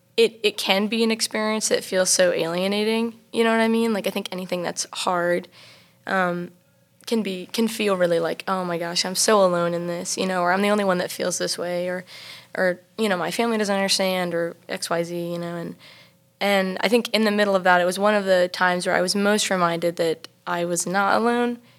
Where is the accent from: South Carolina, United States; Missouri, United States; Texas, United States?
South Carolina, United States; Travelers Rest; I am from Travelers Rest, South Carolina.